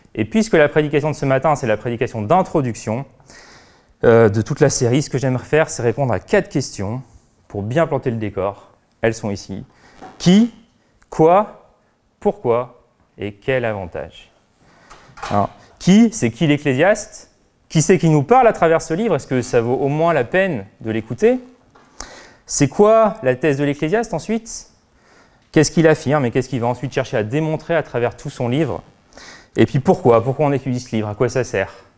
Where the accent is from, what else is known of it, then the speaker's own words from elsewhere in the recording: France; en tant que bon Français